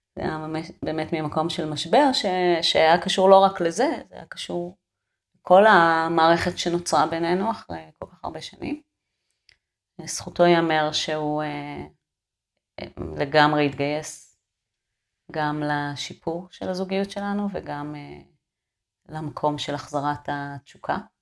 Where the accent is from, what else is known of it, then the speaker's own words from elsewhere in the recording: a moshav in central Israel, Israel; moved away as an adult; now in Kibbutz Kramim, Israel; ואני נולדתי שם, אתה יודע, במושב, בלי, שביל, בלי מדרכות